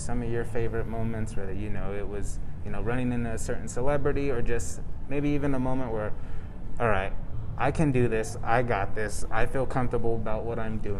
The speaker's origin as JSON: {"language": "English", "region": "California", "country": "United States", "moved": "yes", "said": "I'm from California"}